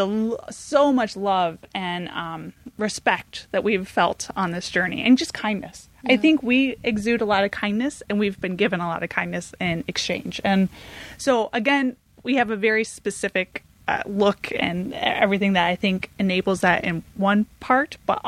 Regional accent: Michigan, United States; moved away; also born or lived in San Francisco; I'm from Michigan

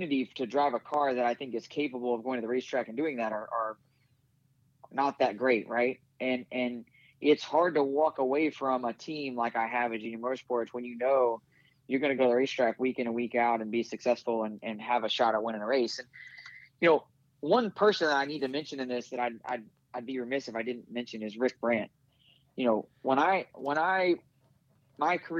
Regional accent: Riverton, Illinois, United States; I grew up in Springfield, Illinois, right? I actually grew up in Riverton, Illinois, but it's just outside of Springfield.

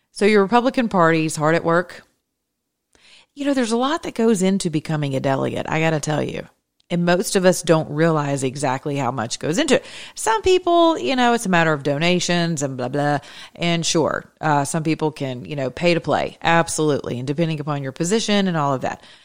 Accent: Georgia, United States; from Georgia, by the way, my home state

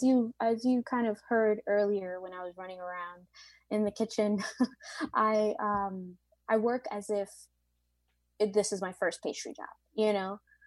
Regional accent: Bronx, New York, United States; Obviously, I am from European descent, but for the most part, I have a lot more African influences in my bloodline, and obviously Latinx, and I'm actually from the Bronx, so I'm American.

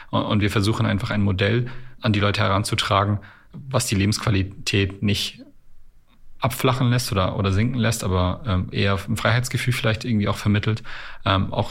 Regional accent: Canada; born there; ich bin ein gebürtiger Kanadier

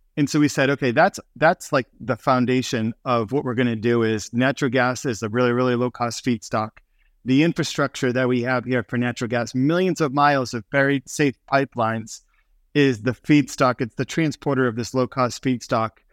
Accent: Boston, Massachusetts, United States; We grew up in Boston, Massachusetts

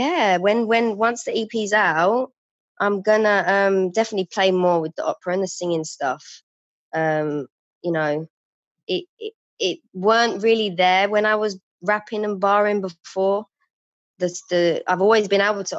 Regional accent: London, United Kingdom; I used to be an outreach support worker for young girls in the community where I grew up in Woolwich

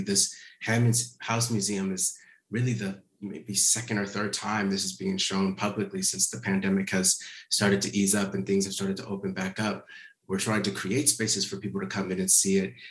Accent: Minneapolis, Minnesota, United States; now in Los Angeles, United States; Minneapolis, which is my hometown as well. I, I live in Los Angeles, but I grew up just a few blocks.

